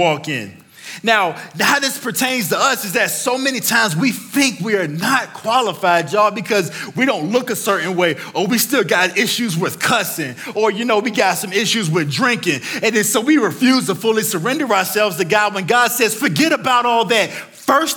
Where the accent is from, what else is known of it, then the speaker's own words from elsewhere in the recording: Virginia, United States; I grew up in Virginia.